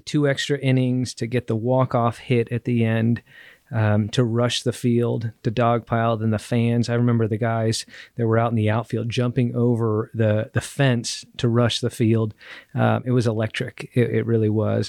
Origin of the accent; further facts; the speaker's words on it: Southern California, United States; I grew up in Southern California